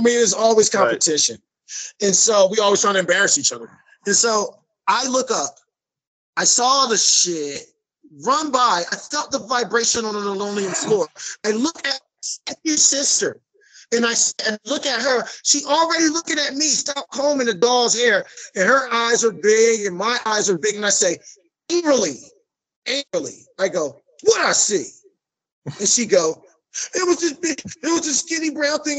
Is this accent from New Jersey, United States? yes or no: yes; Trenton, New Jersey, United States; I'm born and raised in Mercer County, Trenton, New Jersey